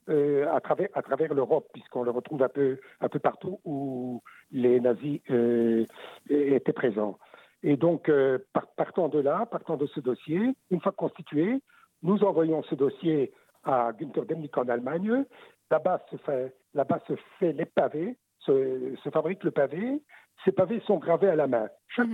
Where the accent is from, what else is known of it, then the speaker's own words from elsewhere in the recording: Belgium; chez nous, en Belgique